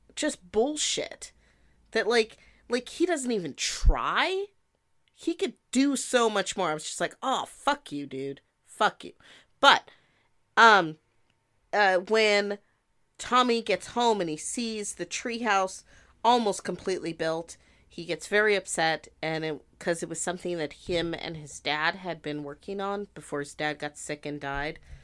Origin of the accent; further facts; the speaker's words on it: Montana, United States; I grew up in Montana